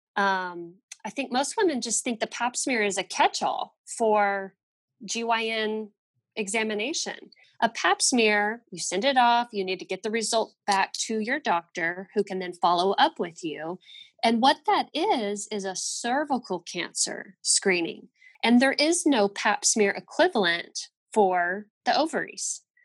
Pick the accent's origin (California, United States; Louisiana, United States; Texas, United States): Texas, United States; Fort Worth; We're both from Fort Worth.